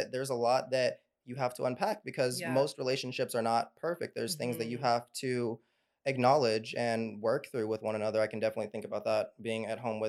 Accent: North Little Rock, Arkansas, United States; my hometown, North Little Rock, Arkansas

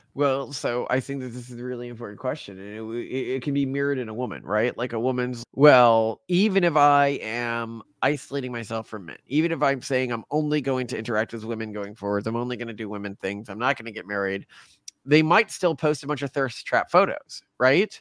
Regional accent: Texas, United States; the areas I grew up in in Texas

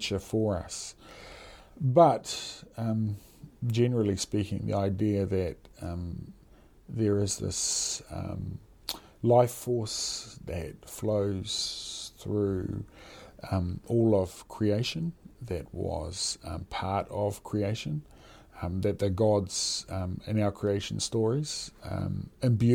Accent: New Zealand

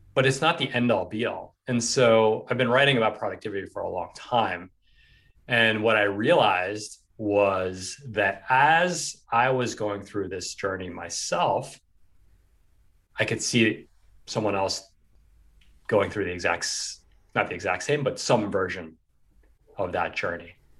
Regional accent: New York City, New York, United States; I grew up in New York City

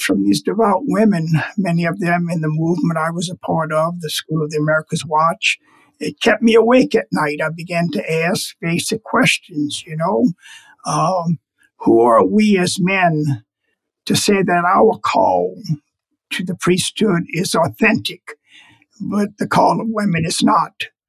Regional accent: United States; my country, the United States

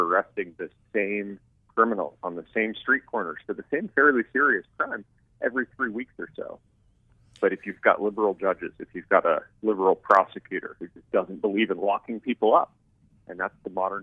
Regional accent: Tucson, Arizona, United States; also born or lived in California; I love Tucson. It's my hometown and always will be

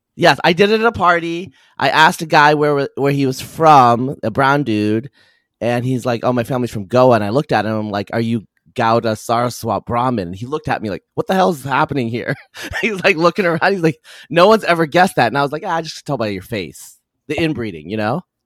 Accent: Eastern Oregon, United States; I'm from Eastern Oregon

